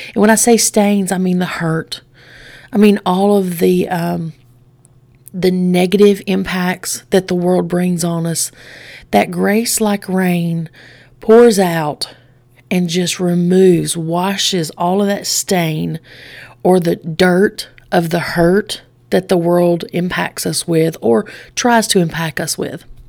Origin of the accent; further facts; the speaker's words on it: Straight Mountain, Alabama, United States; I grew up on Straight Mountain.